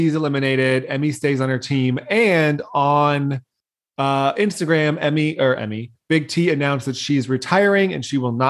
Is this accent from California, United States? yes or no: yes; Novato, California, United States; moved away; my hometown. I hate Novato.